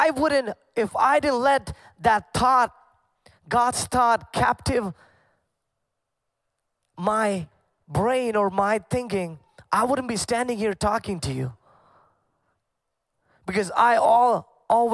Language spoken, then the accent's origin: English; Kuwait; moved away; I grew up in Kuwait, and growing up, I grew up in a Pentecostal family